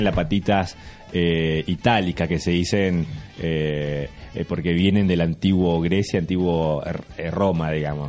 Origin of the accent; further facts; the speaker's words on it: Formosa, Argentina; yo eh, nací en Formosa